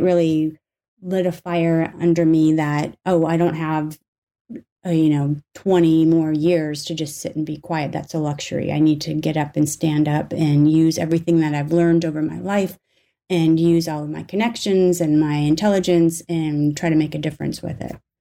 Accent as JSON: {"language": "English", "region": "North Dakota", "country": "United States", "tie": "born or raised there", "said": "I grew up in North Dakota for the most part"}